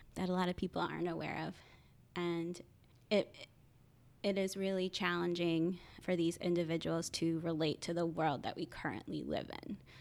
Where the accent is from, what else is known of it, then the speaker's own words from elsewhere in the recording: Point Pleasant, New Jersey, United States; now in Philadelphia, United States; I am originally from a small town called Point Pleasant in Sa-, New Jersey